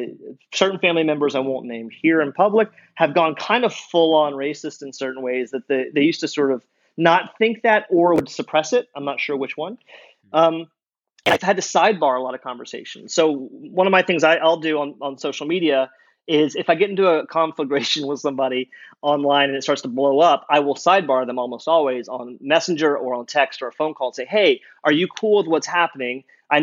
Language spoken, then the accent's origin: English; Louisiana, United States; I will say he's right. I'm from Louisiana. I would say the vast majority of my family is deep red state